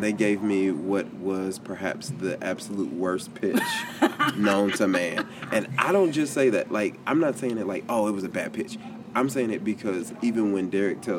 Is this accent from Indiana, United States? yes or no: yes; Indianapolis, Indiana, United States; moved away as an adult; now in Cincinnati, United States; I'm originally from Indianapolis